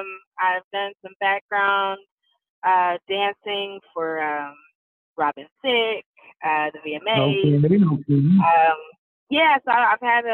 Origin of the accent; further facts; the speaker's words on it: Pittsburg, California, United States; now in Los Angeles, United States; I'm originally from Pittsburgh, California, which is better known as the Bay Area.